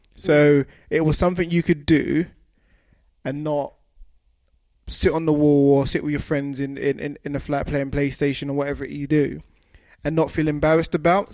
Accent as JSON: {"language": "English", "region": "London", "country": "United Kingdom", "said": "we're both from London"}